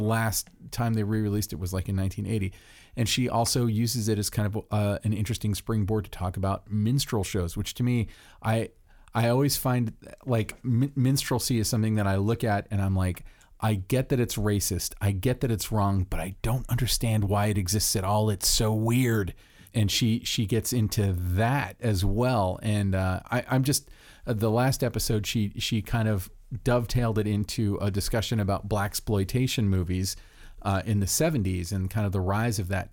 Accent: Florida, United States; I'm from Florida

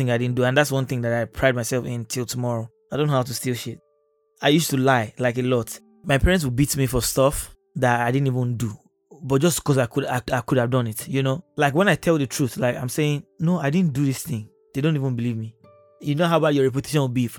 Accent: Lagos, Nigeria; also born or lived in Ifako-Agege, Lagos; I was born in Ikotun. The delivery happened in Ikotun, but then I was raised in, I grew up first in Ifako, Agege. And then we moved to Ikotun again

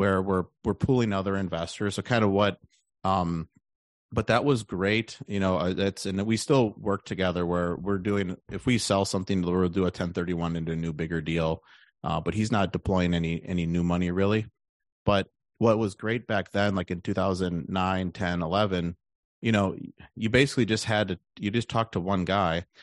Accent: Milwaukee, Wisconsin, United States; moved away as an adult; also born or lived in Austin, Texas; I'm from the Milwaukee area.

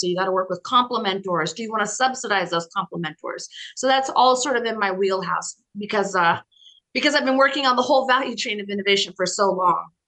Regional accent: near Boulder, Colorado, United States; moved away as an adult; also born or lived in Boston, United States / Washington, United States; now in New York City, United States; I grew up in Colorado in the mountains, in a, in a cabin in the mountains near Boulder.

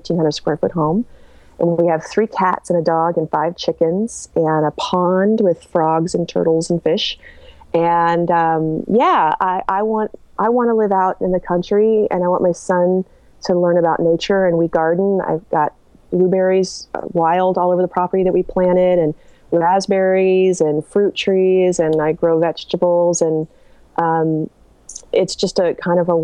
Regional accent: Marin County, California, United States; I was born in Marin County in the 70s

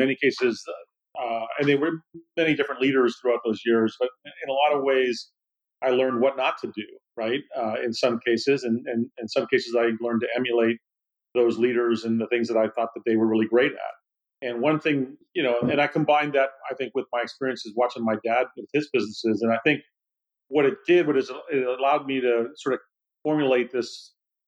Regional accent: Silicon Valley, California, United States; also born or lived in Boston; growing up in the Silicon Valley

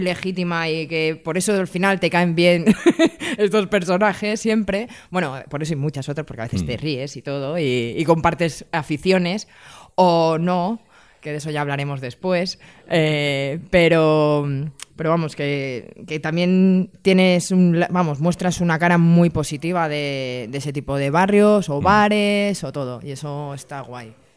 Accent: Madrid, Community of Madrid, Spain; Yo es que soy de esas personas que no tiene pueblo. Soy urbanita de raza, rata madrileña

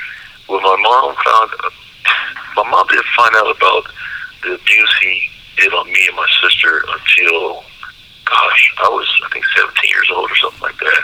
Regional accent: Memphis, Tennessee, United States; also born or lived in Waukegan, Illinois; I was born in Waukegan, Illinois, but my really earliest memories are living in Memphis, Tennessee. That's my earliest memories.

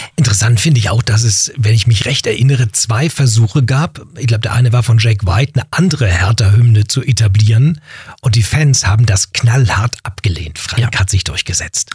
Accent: Berlin, Germany; meine Geburtsstadt Berlin

